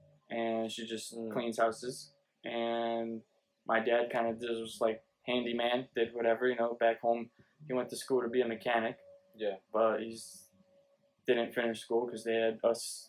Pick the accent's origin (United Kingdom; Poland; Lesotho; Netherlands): Poland; Szczecin, West Pomeranian Voivodeship; now in United States; I wasn't born in America. I was born in Poland.